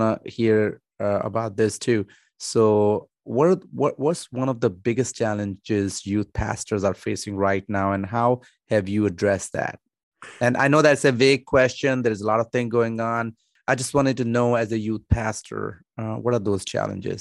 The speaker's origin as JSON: {"language": "English", "country": "Pakistan", "said": "I'm from Pakistan"}